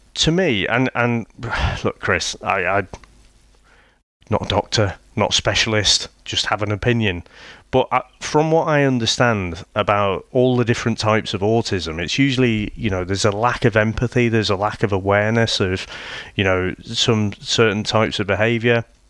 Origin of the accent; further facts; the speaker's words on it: United Kingdom; I'm British